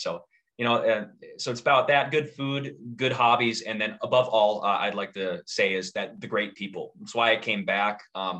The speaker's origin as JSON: {"language": "English", "town": "Harvey", "region": "North Dakota", "country": "United States", "tie": "born or raised there", "also_born_or_lived": "Oklahoma / Minnesota", "moved": "as an adult", "said": "The Cheyenne River actually goes through my hometown, and we have a reservoir with a beach."}